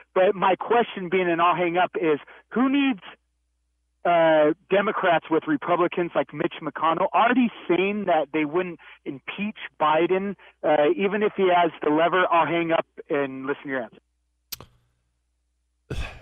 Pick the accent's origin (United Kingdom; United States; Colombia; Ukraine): United States; California; also born or lived in San Francisco / Los Angeles / San Diego; now in Carlsbad, United States; I'm a Californian, a homebred from San Francisco, L A, San Diego. I live in Carlsbad